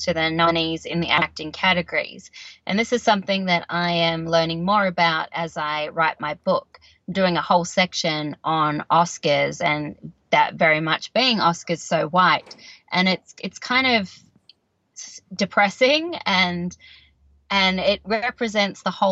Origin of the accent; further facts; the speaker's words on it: Canberra, Australian Capital Territory, Australia; moved away as an adult; also born or lived in Sydney, Australia; now in Los Angeles, United States; where I grew up in Canberra, Australia